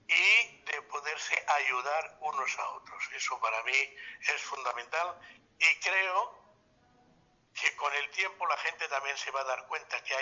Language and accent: Spanish; Catalonia, Spain; tan nuestra, tan catalana